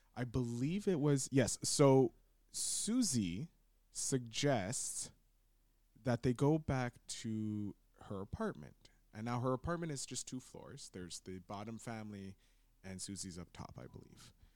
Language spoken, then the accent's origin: English; Montreal, Quebec, Canada; growing up in Montreal